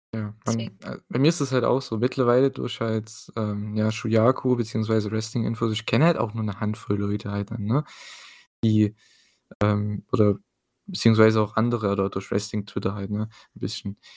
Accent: East Germany, Germany; dazu bin ich noch Ossi, ich habe es schon gesagt, ne? Ich bin aus dem Osten

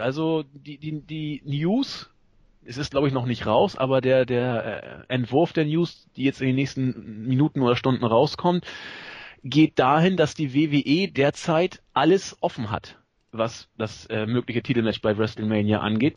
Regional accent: Northern Germany, Germany; accent: norddeutsch; mit meinem norddeutschen Akzent

